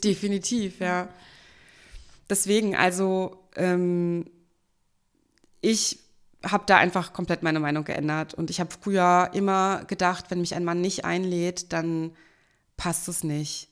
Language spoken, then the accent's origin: German; Berlin, Germany; accent: Hochdeutsch; Bin Urberlinerin und ich spreche auch Hochdeutsch.